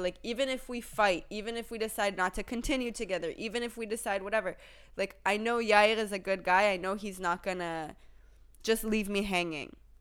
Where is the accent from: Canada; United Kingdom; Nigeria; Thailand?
Thailand; moved away; we grew up in Thailand together as kids